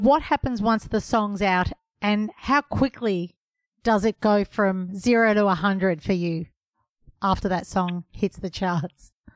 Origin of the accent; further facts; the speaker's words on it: Melbourne, Victoria, Australia; my hometown